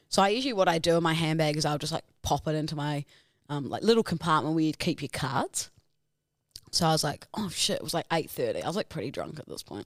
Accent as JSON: {"language": "English", "country": "New Zealand", "accent": "Kiwi", "said": "my Kiwi accent"}